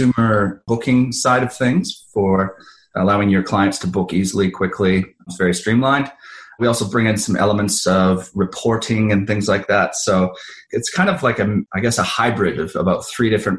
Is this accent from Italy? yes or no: no; Canada; moved away as an adult; now in Melbourne, Australia; I'm from Canada originally, but moved here 7 years ago looking for better weather